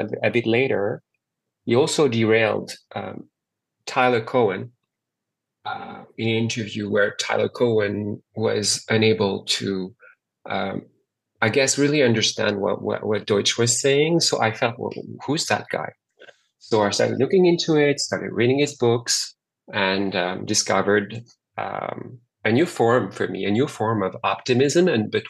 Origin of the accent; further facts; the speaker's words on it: France; now in Montreal, Canada; I was born and raised in France, and I now live in Montreal, Canada.